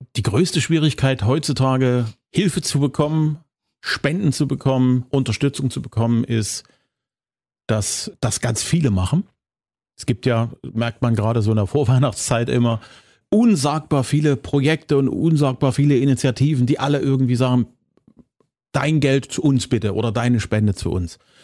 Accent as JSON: {"language": "German", "town": "Zwickau", "region": "Saxony", "country": "Germany", "tie": "born or raised there", "said": "meiner Heimatstadt"}